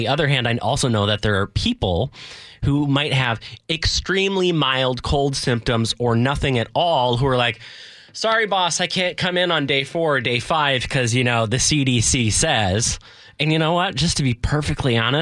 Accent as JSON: {"language": "English", "town": "Edmonds", "region": "Washington", "country": "United States", "tie": "born or raised there", "said": "This is in my hometown"}